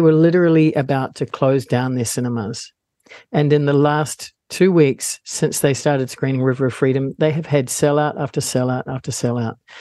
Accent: Palmerston North, Manawatū-Whanganui, New Zealand; I was born and raised in Palmerston North

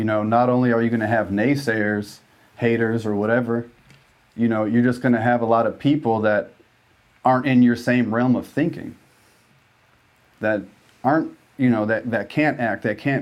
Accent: Chicago, Illinois, United States; Chicago just really birthed that hustle, I think, in both of us

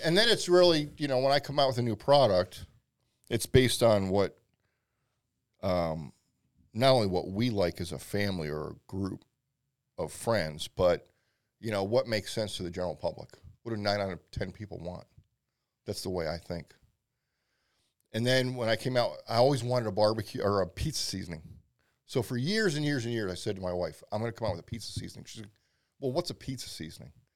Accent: Pennsylvania, United States; also born or lived in Philadelphia; I've been there a very long time, and I born and raised in Pennsylvania

